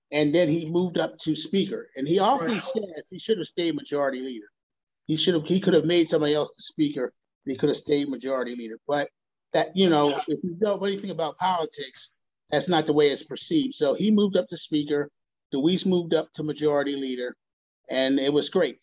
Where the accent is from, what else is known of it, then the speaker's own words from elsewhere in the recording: Philadelphia, Pennsylvania, United States; moved away; I was from the Philadelphia area